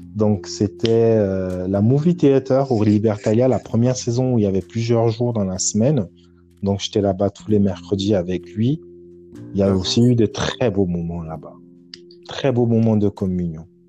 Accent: Douala, Littoral, Cameroon; moved away; also born or lived in Dakar, Senegal / Paris, France; j'ai grandi à Douala, au Cameroun

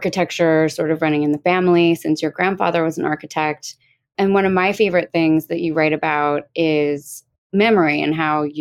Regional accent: Gladwyne, Pennsylvania, United States; now in New York, United States; I'm from Gladwin and I went to Baldwin, which is across the street from Bryn Mawr.

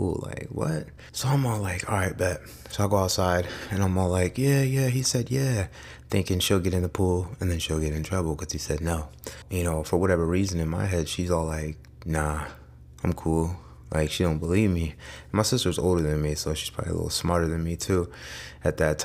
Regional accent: Amherst, Ohio, United States; I grew up in a, pretty decent house, Northeast Ohio. I grew up in Amherst

